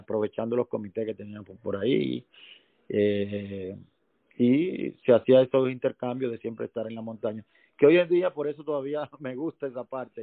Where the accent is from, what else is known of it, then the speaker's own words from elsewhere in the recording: Santo Domingo, Distrito Nacional, Dominican Republic; yo nací en Santo Domingo